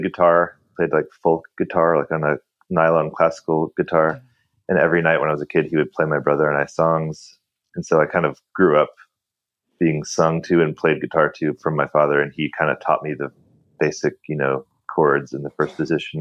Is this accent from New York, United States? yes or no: no; San Diego, California, United States; I grew up in San Diego